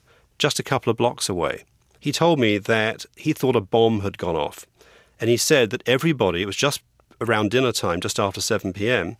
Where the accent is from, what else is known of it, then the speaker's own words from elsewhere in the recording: England, United Kingdom; moved away as an adult; also born or lived in Los Angeles; now in United States; I came to America, from England, for my accent, with a law degree from Cambridge University in England